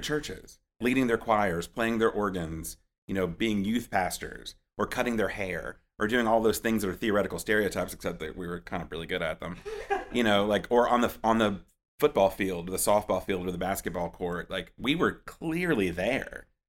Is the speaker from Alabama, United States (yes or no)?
yes; Anniston, Alabama, United States; also born or lived in Tuscaloosa / Charlotte; now in Birmingham, United States; I grew up in Anniston, um, and lived there, and lived there between there and Tuscaloosa until I moved to Charlotte and then came back to Birmingham for the project